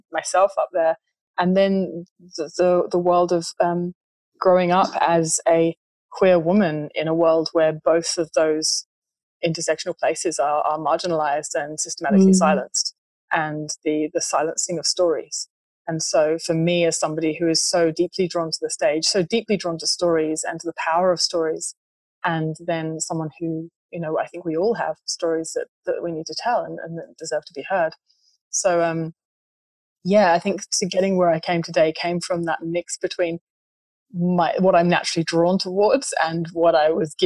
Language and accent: English; England, United Kingdom; in my culture, which I was brought up in England